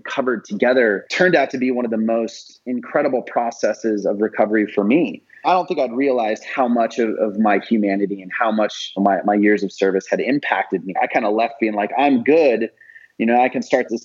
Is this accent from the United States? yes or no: yes; Idaho, United States; I'm from Idaho